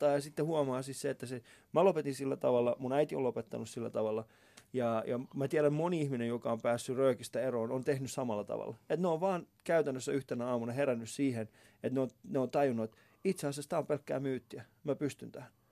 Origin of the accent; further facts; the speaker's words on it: Finland; Sitten mä olin silleen, että mä, mä oon Suomesta, miten se, miksi sä puhut muun ihmisestä tolla tavalla, niin se ei pystynyt käsittelemään sitä asiaa.